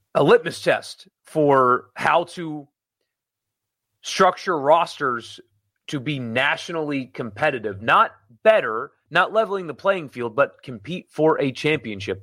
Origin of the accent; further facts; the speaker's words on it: Greenville, South Carolina, United States; now in Mississippi, United States; my hometown in South Carolina